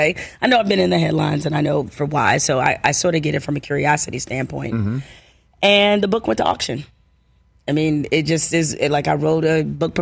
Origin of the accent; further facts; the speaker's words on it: Detroit, Michigan, United States; my life growing up in Detroit